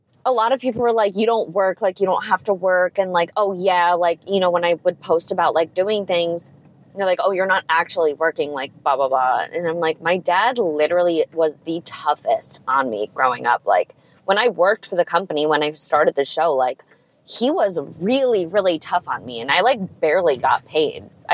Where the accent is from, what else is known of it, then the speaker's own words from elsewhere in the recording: New Jersey, United States; where I grew up in New Jersey